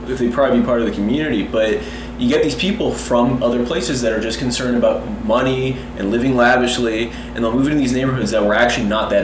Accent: Los Angeles, California, United States; we grew up on the West Side, and the West Side used to have more character

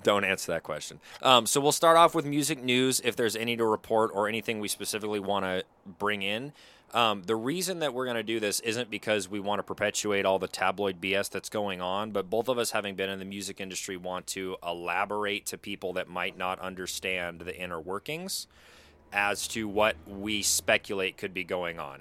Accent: Pacific Northwest, United States; we're both from the Pacific Northwest

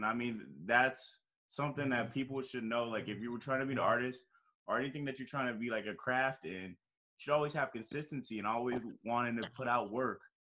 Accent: Cleveland, Ohio, United States; I'm from Cleveland, so I only know like Cleveland

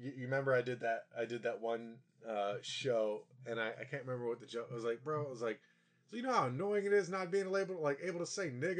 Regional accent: Virginia, United States; growing up in Virginia?

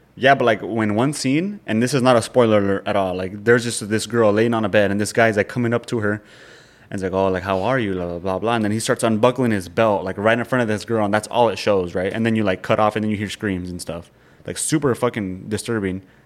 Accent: Nebraska, United States; we grew up in Nebraska, like small town

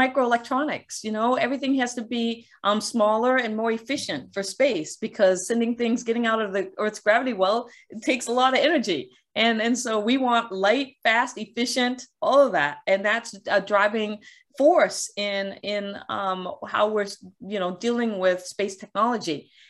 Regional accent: Guam; born there; I was born on Guam because my dad was working at the NASA tracking station during the Apollo missions.

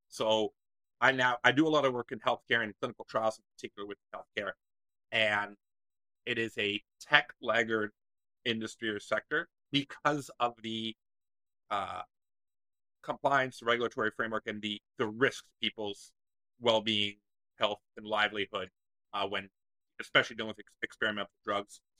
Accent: Waterloo, Ontario, Canada; my hometown in Waterloo

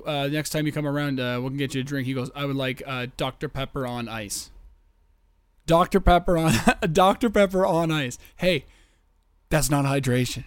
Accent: Canada; I am from the Great White North.

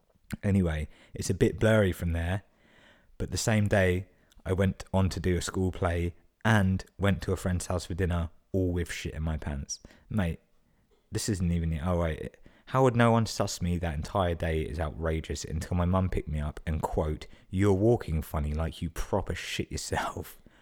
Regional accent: United States; Like he deadass grew up on a rural Irish farm. Meanwhile, I grew up on stolen land under the Bush administration.

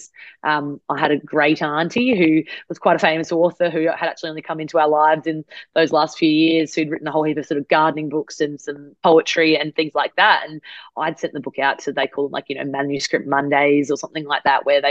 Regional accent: Adelaide, South Australia, Australia; I grew up in Adelaide

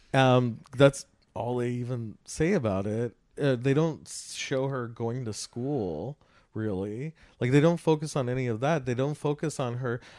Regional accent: Los Angeles County, California, United States; I grew up in Los Angeles County

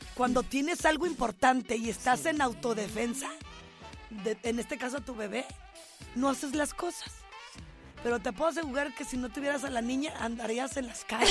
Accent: Guadalajara, Jalisco, Mexico; mi pueblo en Guadalajara

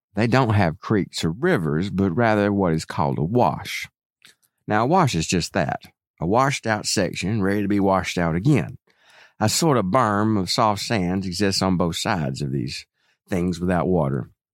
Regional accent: hometown of Howard Finster, Georgia, United States; moved away; right from my hometown

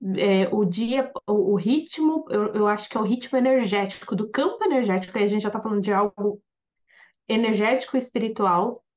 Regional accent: Sorocaba, São Paulo, Brazil; now in Japan; E no Brasil, eu cresci em Sorocaba, morei 12 anos lá

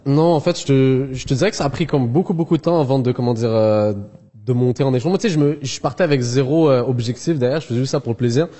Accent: Montreal, Quebec, Canada; also born or lived in Algeria; je suis pas européen, je suis de Montréal, RPZ, là, le 514

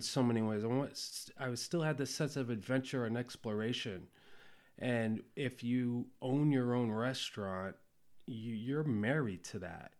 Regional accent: Ohio, United States; moved away; also born or lived in Cambodia / New York City, United States / Hawaii, United States; my mom moved to Ohio. Well, that's where she's from originally. And, um, and so that's where I, I grew up

